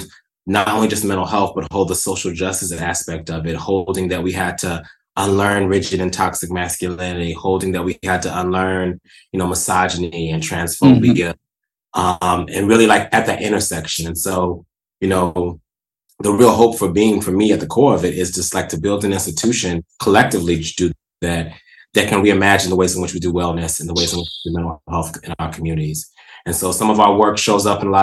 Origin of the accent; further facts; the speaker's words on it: the South, United States; I am a Southerner